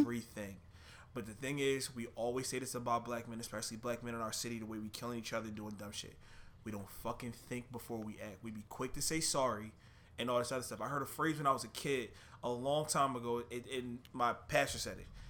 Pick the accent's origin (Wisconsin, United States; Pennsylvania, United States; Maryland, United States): Pennsylvania, United States; Philadelphia; I'm from Philly